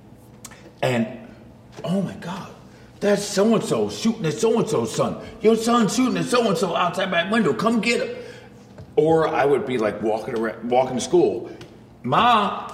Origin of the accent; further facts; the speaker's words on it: Saginaw, Michigan, United States; moved away; also born or lived in Burlington; I grew up in Saginaw, Michigan